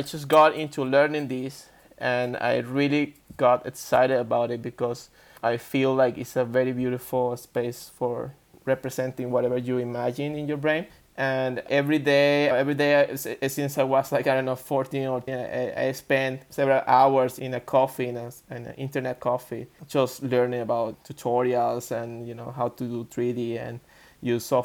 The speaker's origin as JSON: {"language": "English", "country": "Venezuela", "tie": "born or raised there", "said": "I was born in Venezuela. It's a Latin American, South America. I was raised there"}